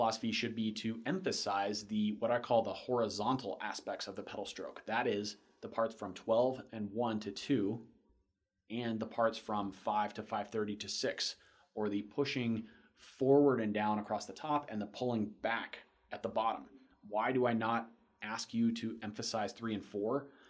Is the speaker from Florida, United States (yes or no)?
yes; Florida, United States; Wait, I'm from Florida. I don't care. Hmm. All my roads are flat.